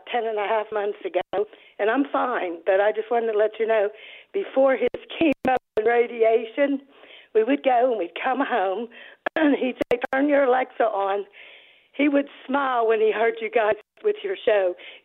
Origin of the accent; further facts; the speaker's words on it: Pittsburgh, Pennsylvania, United States; moved away as an adult; now in Upper East Tennessee, United States; I am from Pittsburgh. I grew up in the Pittsburgh area